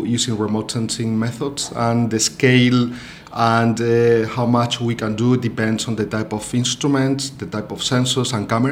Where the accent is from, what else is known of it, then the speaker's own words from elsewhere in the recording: Spain; moved away as an adult; now in Melbourne, Australia; I'm originally from Spain. I arrived here in Australia and started working at the University of Melbourne 1 year ago.